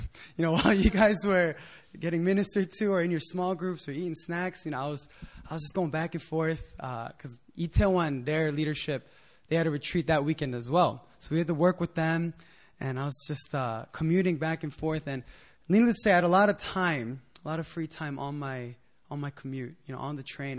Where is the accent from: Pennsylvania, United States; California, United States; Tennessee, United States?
Pennsylvania, United States; Philadelphia; moved away as an adult; also born or lived in New Jersey / Japan; now in Korea; I'm from Philadelphia